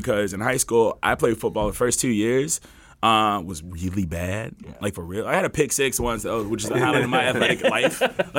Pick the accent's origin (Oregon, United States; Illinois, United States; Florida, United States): Illinois, United States; Chicago; I'm from Chicago.